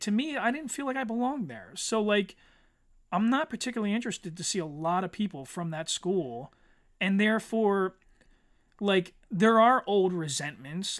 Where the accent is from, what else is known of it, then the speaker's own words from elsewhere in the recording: Eddystone, Pennsylvania, United States; also born or lived in Norwood, Pennsylvania; I grew up in Eddystone, and, and Eddystone in the nineties